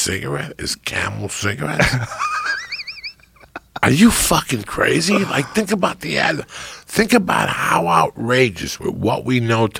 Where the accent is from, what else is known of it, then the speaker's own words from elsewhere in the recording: North Bergen, New Jersey, United States; growing up in North Bergen.